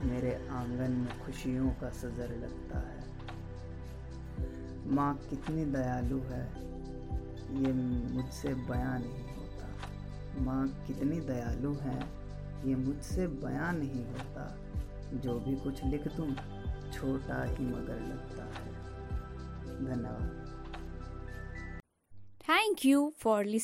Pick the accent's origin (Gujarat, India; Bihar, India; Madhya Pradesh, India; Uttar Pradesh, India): Uttar Pradesh, India; Muzaffarnagar; और मैं मुजफ्फरनगर उत्तर प्रदेश का रहने वाला हूँ